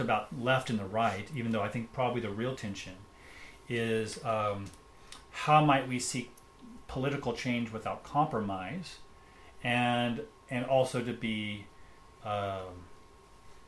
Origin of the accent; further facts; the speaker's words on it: United States; I grew up, I'm an American